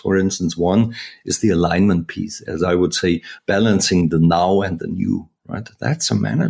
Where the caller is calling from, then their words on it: Wiesbaden, Hesse, Germany; The office is in Wiesbaden, which is close to Frankfurt, Germany. So pretty much in the core of Europe, if you will.